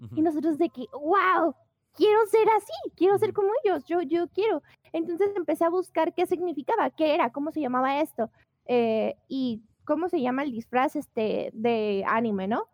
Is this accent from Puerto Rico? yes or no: no; Guadalajara, Jalisco, Mexico; yo soy de Guadalajara, Jalisco, México.